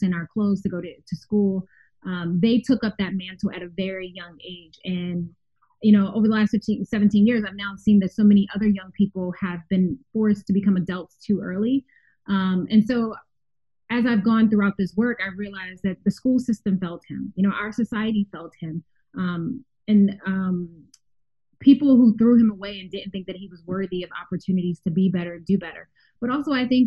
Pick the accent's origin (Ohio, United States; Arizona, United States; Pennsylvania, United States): Pennsylvania, United States; Philadelphia; I grew up in West Philadelphia, because when you're from Philly, you have to be very specific about what area. I grew up in West Philadelphia